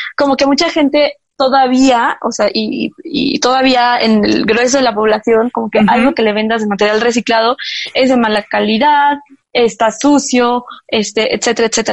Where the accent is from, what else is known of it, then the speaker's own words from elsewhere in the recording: Mexico; como mexicanos